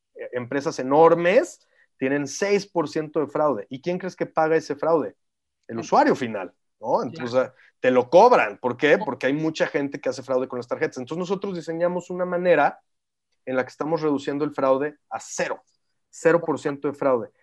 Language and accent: Spanish; San Luis Potosí, Mexico; moved away as an adult; also born or lived in Mexico City / New York; yo nací en el DF, pero desde chiquito me fui a vivir a San Luis, entonces me considero potosino 100%.